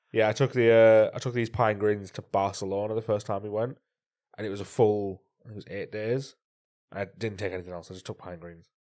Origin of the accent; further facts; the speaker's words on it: North East England, United Kingdom; I'm from Northeast